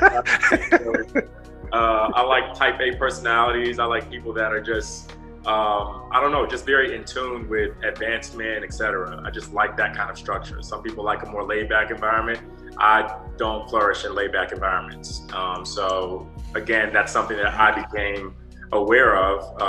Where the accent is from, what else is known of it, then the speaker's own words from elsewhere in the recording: Atlanta, Georgia, United States; I'm from Atlanta originally